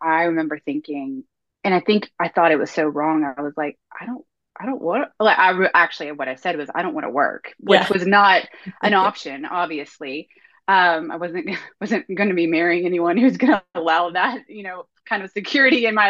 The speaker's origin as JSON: {"language": "English", "region": "North Carolina", "country": "United States", "tie": "born or raised there", "said": "I'm born and raised in North Carolina. I've never left the state ever, probably never will"}